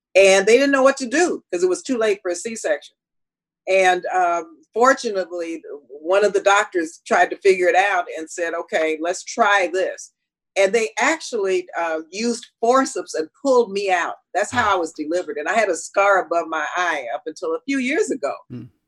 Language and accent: English; El Paso, Texas, United States; I was born and raised in El Paso, Texas